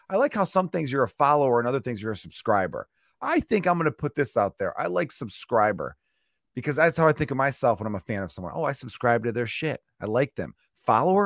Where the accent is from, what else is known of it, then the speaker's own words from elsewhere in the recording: Chicago, Illinois, United States; Growing up in the Porch Park neighborhood of Chicago